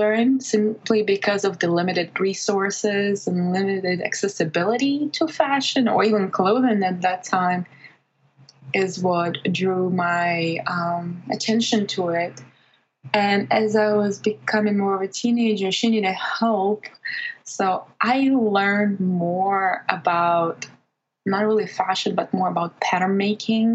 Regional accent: Belarus; English is a second language; moved away; back in my home country where I was born and grew up, Belarus

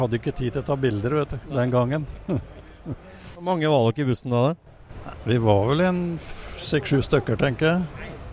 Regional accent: Rjukan, Vestfold og Telemark, Norway; now in Austbygd, Norway; Jeg er opprinnelig fra Rjukan, men jeg har flytta til, til, bygda

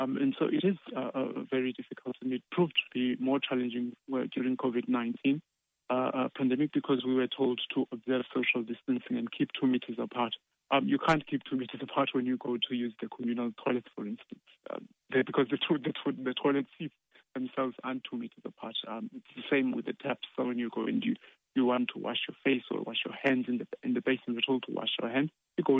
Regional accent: Cape Town, Western Cape, South Africa; moved away as an adult; now in Ireland; I'm from Cape Town in South Africa.

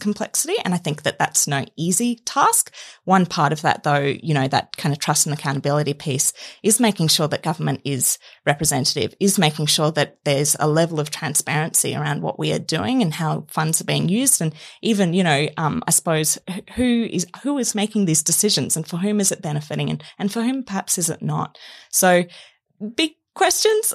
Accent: Queensland, Australia; I'm from Queensland

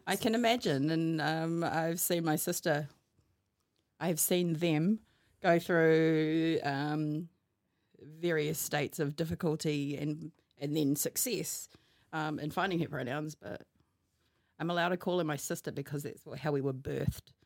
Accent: Hamilton, Waikato, New Zealand; also born or lived in Wellington; I come from Hamilton because this is where most of my life was lived, even though, uh, I was born in Wellington

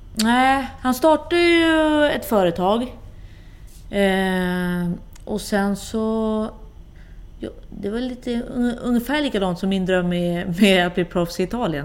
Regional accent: Sweden; also born or lived in Gothenburg, Sweden / Rosengård, Malmö, Sweden / Italy

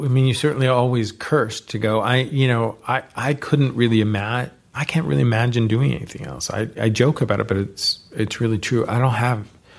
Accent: California, United States; So growing up in the Bay Area, you know, these were the people who were around.

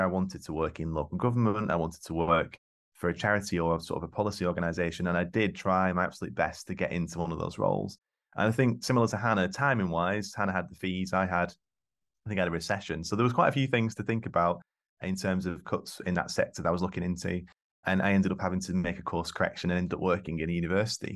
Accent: East Lancashire, North West England, United Kingdom; I grew up in East Lancashire, single parent family

